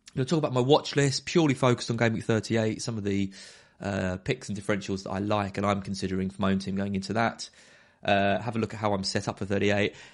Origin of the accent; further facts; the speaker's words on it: Brentwood, East of England, United Kingdom; Brentwood, my hometown.